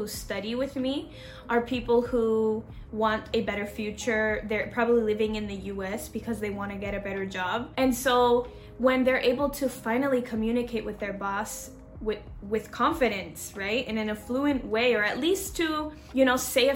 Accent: Seattle, Washington, United States; moved away as an adult; also born or lived in Seville, Spain; now in Spain; I'm from Seattle, Washington, from the north of the US

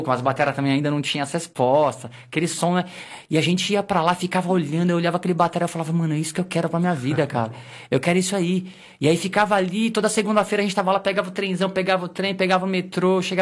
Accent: Osasco, São Paulo, Brazil; Na verdade, cara, eu nasci aqui no, no Hospital das Damas, em Osasco, né? Sim. No Hospital das Damas, e Entendi. cresci ali no, no, no, na Vila Menk, em Osasco

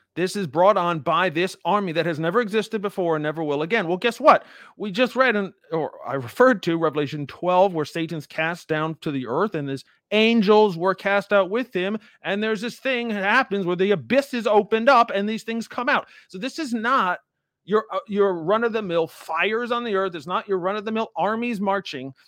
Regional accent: United States; I'm an American. I live, obviously, in America, um, my whole life

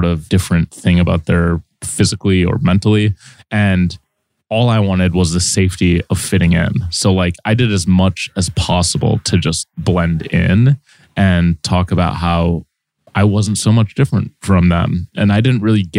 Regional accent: Saint Paul, Minnesota, United States; moved away as an adult; now in New York, United States; I grew up in a fairly diverse place, which was St. Paul, Minnesota.

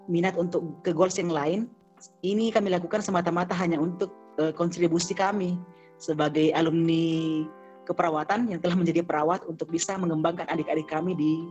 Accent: Makassar, South Sulawesi, Indonesia; Karena kebetulan kan saya dari Makassar, gerbang dari Indonesia Timur

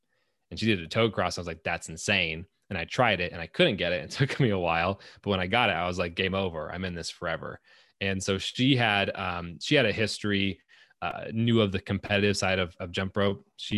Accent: Antelope Valley, California, United States; At the time I was growing up in Antelope Valley, so SoCal.

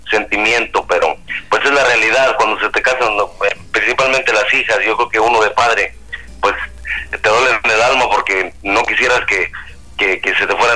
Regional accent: Chalchihuites, Zacatecas, Mexico; en la provincia por ahí de la, de, de, México, el estado se llama, el, estado de Zacatecas. El pueblito, mi pueblito se llama Chalchihuites.

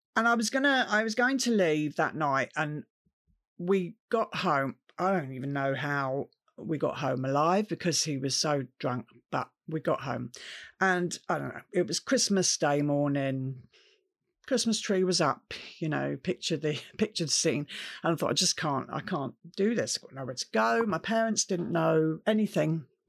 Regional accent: Camberley, South East England, United Kingdom; I grew up in Camberley, which is a town in Surrey

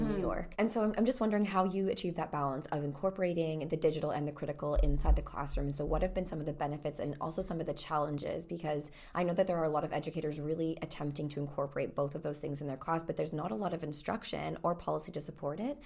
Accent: Ottawa, Ontario, Canada; I grew up in Canada also, yeah. in Ottawa, in the country

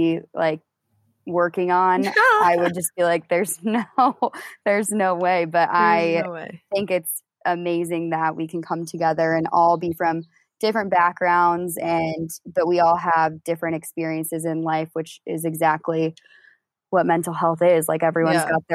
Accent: Indianapolis, Indiana, United States; moved away as an adult; move back to like my hometown in Indy

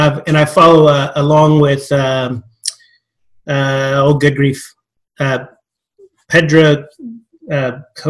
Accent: West Texas, United States; I'm a good old Texas boy from that perspective, West Texas

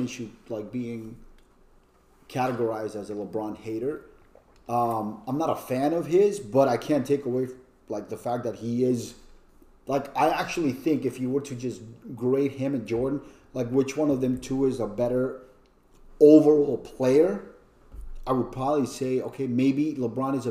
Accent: Colombia; also born or lived in New York; now in Orlando, United States; I didn't even know anything about basketball growing up in Colombia

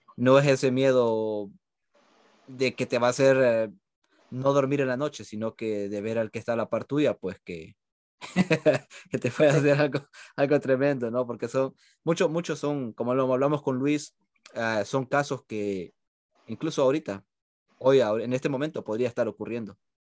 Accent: El Salvador; now in United States; Todos somos, sí, somos de allá

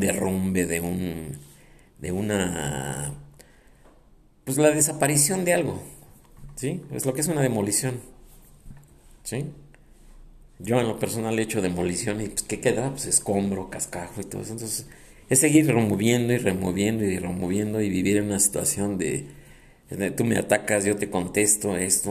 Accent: Mexico; A mí me importa mi país, yo amo mi país

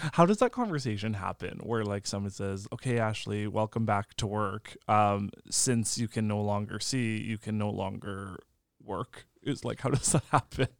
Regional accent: Lambert, Saskatchewan, Canada; I'm from Lambert, which is about thirty minutes away from Indian Head

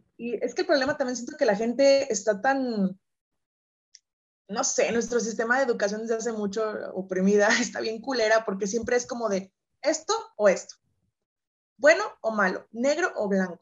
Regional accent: San Luis Potosí, Mexico; Yo soy originaria de San Luis Potosí, mexicana

